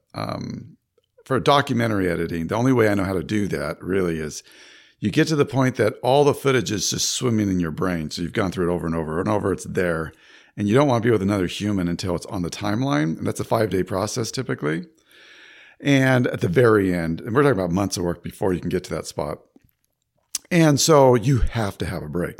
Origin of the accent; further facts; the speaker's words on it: Sacramento, California, United States; moved away as an adult; now in Florida, United States; I was born in Sacramento, California, and um, I spent most of my life there.